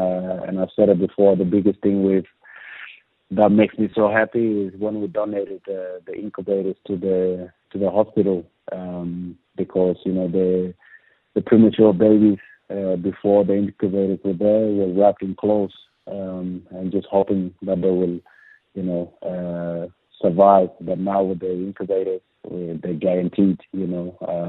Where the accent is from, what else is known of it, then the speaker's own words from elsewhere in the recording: Andrews Farm, South Australia, Australia; we made our Socceroos debut together, and we grew up together in Andrew's farm.